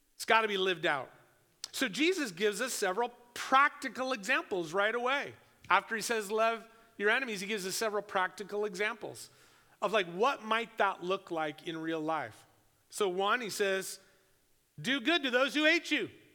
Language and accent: English; United States; I'm, I'm an American